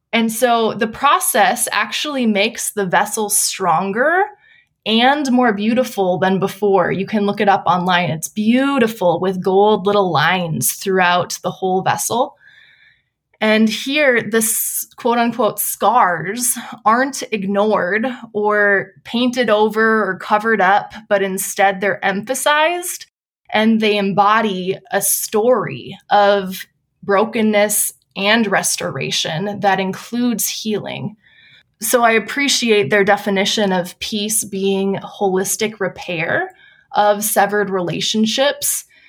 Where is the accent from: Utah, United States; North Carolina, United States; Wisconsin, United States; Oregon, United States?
Wisconsin, United States; moved away as an adult; also born or lived in Pasadena, California; now in San Diego, United States; I'm originally from Wisconsin, I have fond memories of growing up in a church plant